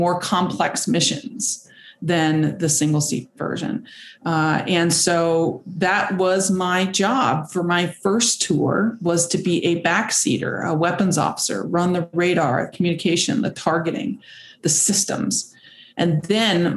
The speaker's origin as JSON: {"language": "English", "region": "Kentucky", "country": "United States", "tie": "born or raised there", "also_born_or_lived": "San Diego, California", "moved": "as an adult", "said": "growing up here in Kentucky"}